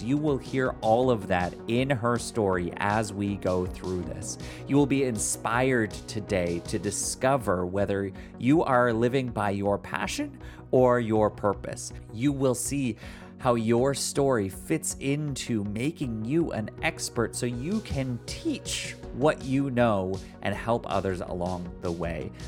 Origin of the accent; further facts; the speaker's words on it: Canada; I come from Canada, and, like, we don't wear hats up here